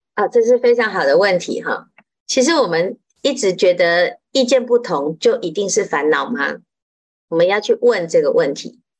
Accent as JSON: {"language": "Chinese", "country": "Taiwan", "said": "我们台湾话叫做“压给”"}